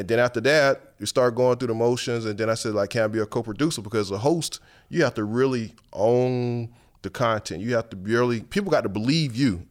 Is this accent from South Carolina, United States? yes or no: yes; Paxville, South Carolina, United States; moved away as an adult; now in New Orleans, United States; I grew up in Paxville, to be exact